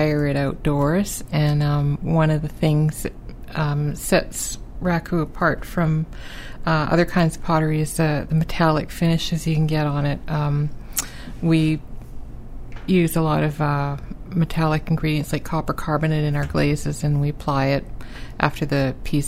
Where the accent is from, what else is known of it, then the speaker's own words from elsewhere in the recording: Vancouver, British Columbia, Canada; now in St. John's, Canada; I'm from Vancouver originally